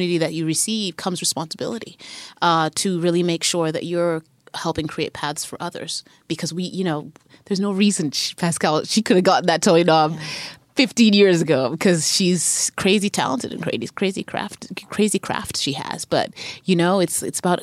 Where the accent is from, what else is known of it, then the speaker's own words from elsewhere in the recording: Zimbabwe; moved away as an adult; also born or lived in Harare; now in United States; I grew up in Zim in the 80s and the 90s